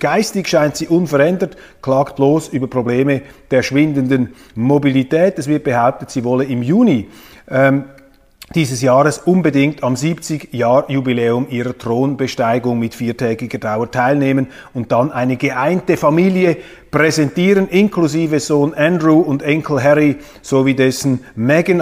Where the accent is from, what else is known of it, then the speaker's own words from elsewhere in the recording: Kloten, Zurich, Switzerland; ich bin in Kloten aufgewachsen